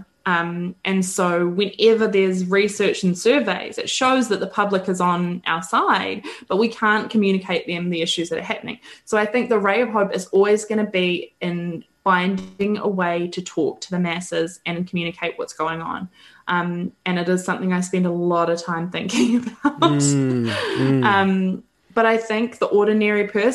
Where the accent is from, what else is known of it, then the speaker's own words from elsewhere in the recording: New Zealand; accent: Kiwi; my Kiwi accent